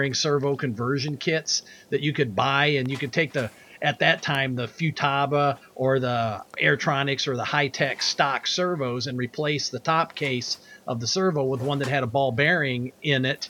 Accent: Monroe, Michigan, United States; my hometown of Monroe, Michigan

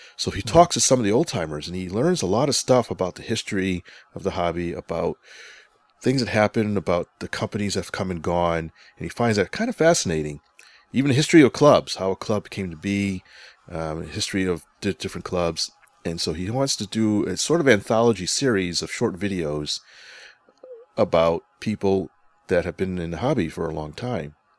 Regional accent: Connecticut, United States; moved away; Connecticut's my home state. I'm up there every once in a while for visiting family

